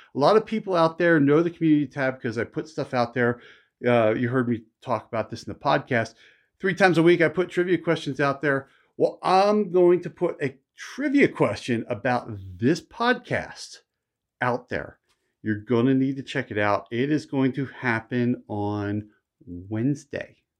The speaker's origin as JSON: {"language": "English", "town": "Philadelphia", "region": "Pennsylvania", "country": "United States", "tie": "born or raised there", "said": "I grew up in Philly."}